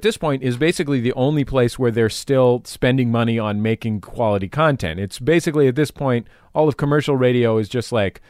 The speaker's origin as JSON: {"language": "English", "town": "San Francisco", "region": "California", "country": "United States", "tie": "born or raised there", "said": "I'm from San Francisco, right? And I very sincerely grew up in the inner city."}